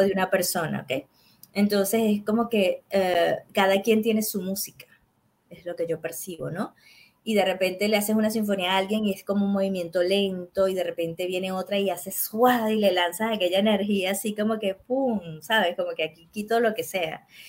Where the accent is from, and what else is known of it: Venezuela